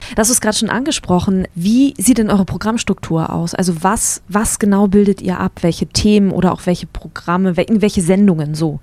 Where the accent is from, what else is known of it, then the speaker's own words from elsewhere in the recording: Wendland, Lower Saxony, Germany; moved away; Ich bin im Wendland groß geworden und da gibt es nicht so viel